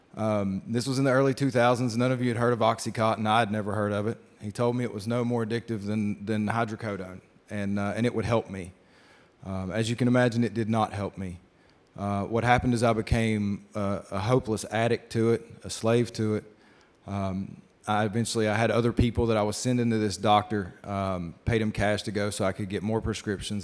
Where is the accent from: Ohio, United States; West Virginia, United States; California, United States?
West Virginia, United States; Shady Spring; moved away as an adult; also born or lived in Knoxville, Tennessee; I was born in Shady Spring, West Virginia, not far from here outside of Beckley